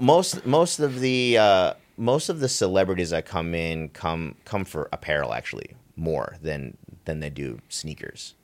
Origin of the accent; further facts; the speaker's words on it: New York, United States; me growing up in New York